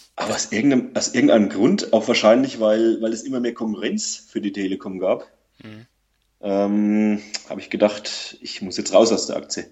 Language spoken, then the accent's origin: German; Lower Franconia, Bavaria, Germany; Ich komme aus Unterfranken.